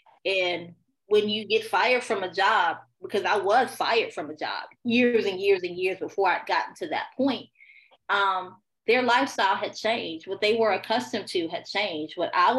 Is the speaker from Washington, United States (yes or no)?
no; Chicago, Illinois, United States; now in Houston, United States; So I'm a Chicago girl, born and raised in Chicago. My father was military, so we moved around a lot until my parents divorced. Right now I'm in Houston.